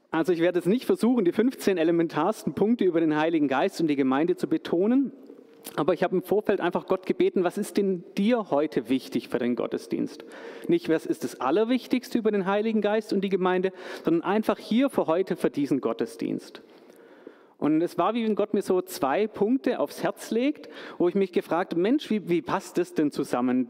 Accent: Stuttgart, Baden-Württemberg, Germany; moved away; als gebürtigen Stuttgarter, als gebürtigen Schwabe, hier wieder in der Heimat zu sein

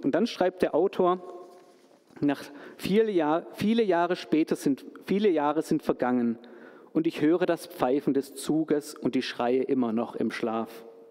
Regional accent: Stuttgart, Baden-Württemberg, Germany; moved away; als gebürtigen Stuttgarter, als gebürtigen Schwabe, hier wieder in der Heimat zu sein

